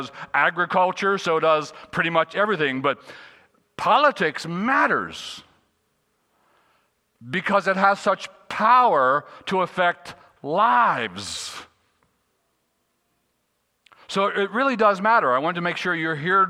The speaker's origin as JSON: {"language": "English", "town": "Gettysburg", "region": "Pennsylvania", "country": "United States", "tie": "born or raised there", "said": "I was born in Gettysburg"}